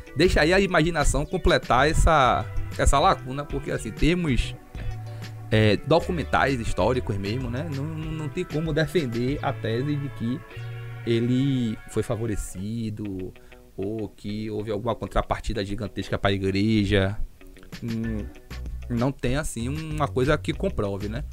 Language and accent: Portuguese; Salvador, Bahia, Brazil; Aqui em Salvador a gente é soteropolitano